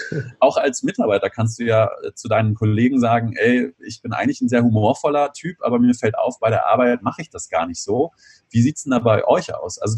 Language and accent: German; Göttingen, Lower Saxony, Germany; now in Bonn, Germany; Ich komme aus der Nähe von Göttingen ursprünglich und ähm, fahre dann nach Hause, nach Bonn wieder